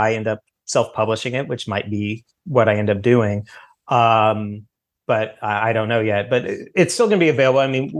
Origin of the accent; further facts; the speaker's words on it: the Ozarks, United States; moved away; my growing up in the Ozarks